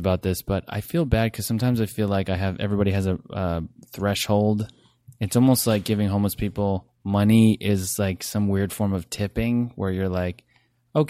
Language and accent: English; Toms River, New Jersey, United States; Toms River, New Jersey.